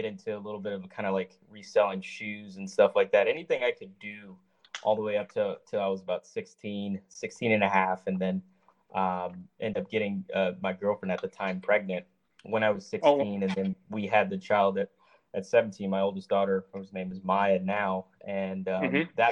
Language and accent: English; Los Angeles, California, United States; I grew up in Woodland Hills, Los Angeles County area.